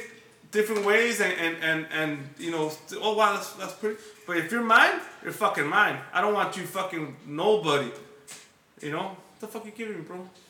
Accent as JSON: {"language": "English", "town": "Los Angeles", "region": "California", "country": "United States", "said": "I come from Highland Park"}